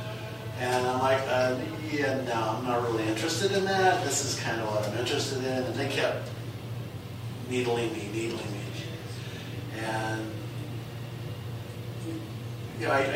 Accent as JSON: {"language": "English", "region": "Southern California", "country": "United States", "tie": "born or raised there", "also_born_or_lived": "Salinas, California / Long Beach, California / Santa Monica, California / Korea", "said": "Moved here when I was 12 from the Southern California area. I lived in Long Beach for 4 years, in Santa Monica, Venice, and Korea for 4 years. And before that, I was born in Salinas"}